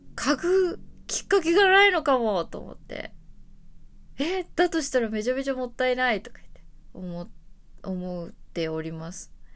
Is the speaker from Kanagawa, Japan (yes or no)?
no; Tokyo, Japan; あの私は東京生まれ東京育ちですけれども